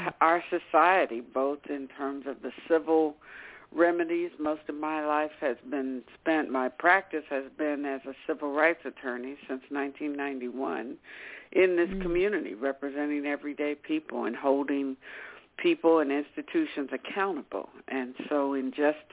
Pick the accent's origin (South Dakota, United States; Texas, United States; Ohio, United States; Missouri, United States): Ohio, United States; Cincinnati; moved away as an adult; now in Bay Area, United States; I'm from Cincinnati, Ohio, back in the Midwest, and was raised there.